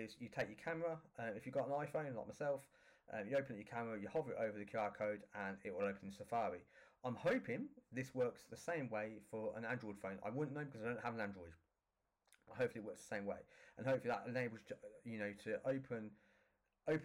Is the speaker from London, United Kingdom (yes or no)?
no; Northampton, East Midlands, United Kingdom; my hometown in Northampton